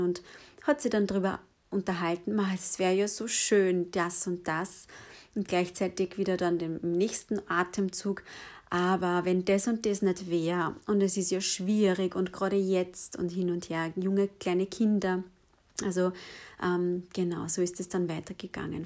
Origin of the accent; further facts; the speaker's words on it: Lower Austria, Austria; ich bin in, ähm, ja, in Niederösterreich aufgewachsen